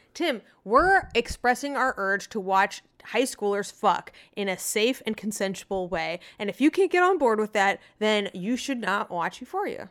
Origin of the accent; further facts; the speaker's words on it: Arizona, United States; I'm from Arizona